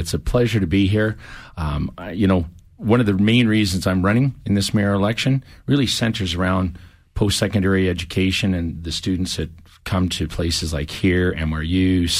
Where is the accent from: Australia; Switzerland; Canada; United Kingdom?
Canada; Saskatchewan; also born or lived in Lloydminster / Alberta; now in Calgary, Canada; I was born in Lloydminster, smaller community, Western Canada, grew up in Saskatchewan, came into the Alberta area in about 86. And ended up coming to Calgary for business in the early 2000s.